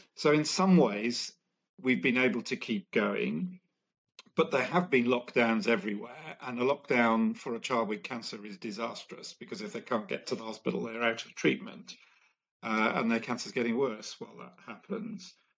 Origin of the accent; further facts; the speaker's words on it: India; I grew up in India and was very aware that I was uh, growing up in a family that was that was fairly well off